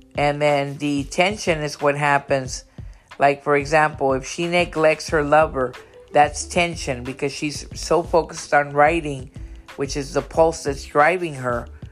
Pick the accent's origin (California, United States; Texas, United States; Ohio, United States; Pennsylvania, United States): Texas, United States; Brownsville; her and I grew up in Brownsville, Texas